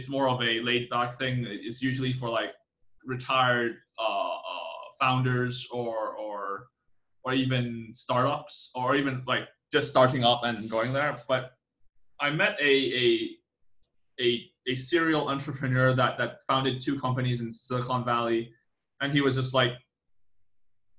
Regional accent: Hong Kong; now in Taiwan; my hometown in Hong Kong

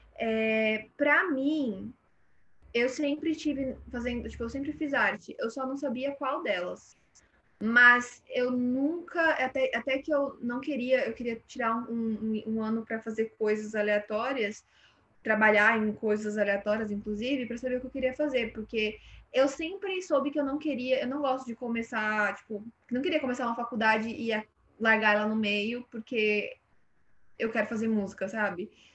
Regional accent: São Paulo, Brazil; dentro do Jardim São Luís, é, cresci, cresci aqui, nasci aqui em São Paulo

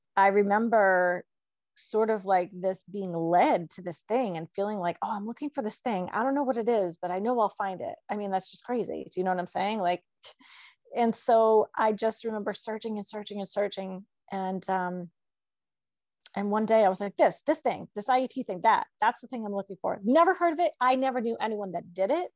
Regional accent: New Hampshire, United States; moved away as an adult; also born or lived in New Jersey / Pennsylvania; I grew up in New Hampshire.

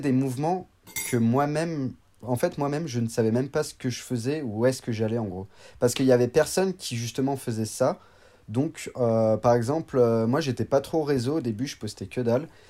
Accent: Annecy, Auvergne-Rhône-Alpes, France; Je viens d'Annecy, donc euh, je suis né à Annecy et j'ai toujours habité euh, aux alentours d'Annecy.

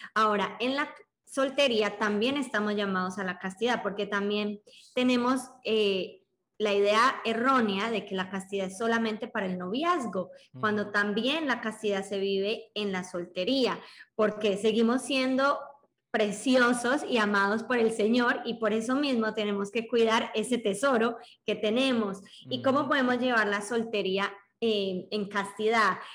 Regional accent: Colombia; tengo 24 años, soy de Colombia

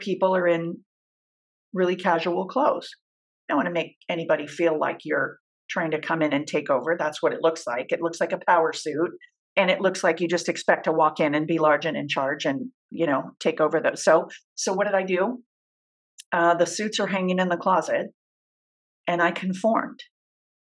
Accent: Southern California, United States; also born or lived in Orange County, California; I'm from Southern California, fourth generation Californian

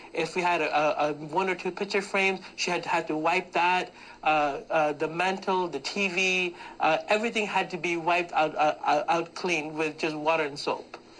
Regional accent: Pakistan; moved away; I am from Pakistan

